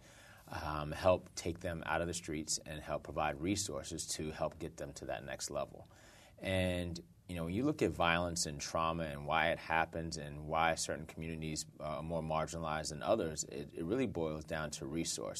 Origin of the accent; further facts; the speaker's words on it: New York City, New York, United States; I grew up in Brooklyn